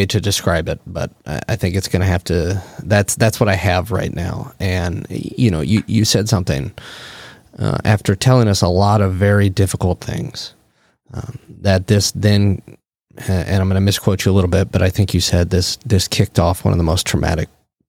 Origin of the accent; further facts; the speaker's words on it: Midwest, United States; Oh, well, I am from the Midwest.